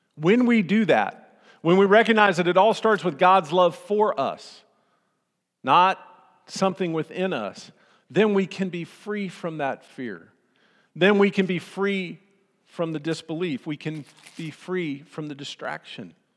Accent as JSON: {"language": "English", "town": "Austin", "region": "Texas", "country": "United States", "tie": "born or raised there", "said": "I grew up in Austin"}